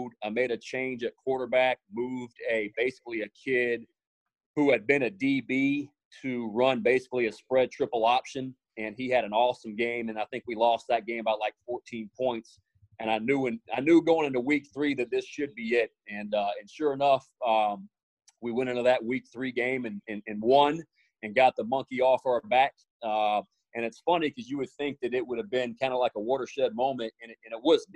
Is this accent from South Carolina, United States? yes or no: yes; South Carolina, United States; moved away; also born or lived in Orlando, Florida; going back home to my home state. You know, I'd never lived in Columbia, but it was very close to Charleston.